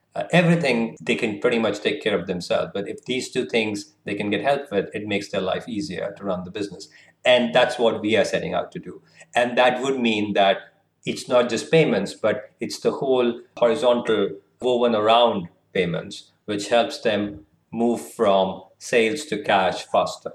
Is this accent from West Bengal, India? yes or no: yes; Kolkata, West Bengal, India; moved away as an adult; also born or lived in Lucknow, India; now in London, United Kingdom; I, I, was born and brought up in Kolkata, but still, you know, part of the same community and culture, and, and then moved around India a little bit.